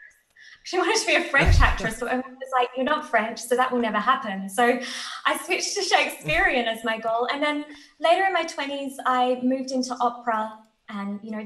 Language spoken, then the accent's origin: English; Australia; I'm Australian. So I live at the bottom of the world.